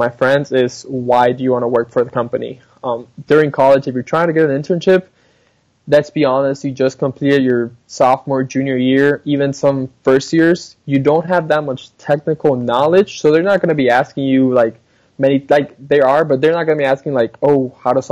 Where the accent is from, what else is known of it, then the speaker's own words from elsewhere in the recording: Colombia; also born or lived in Ohio / Dallas, Texas; now in United States; I was born and raised in Colombia, South America.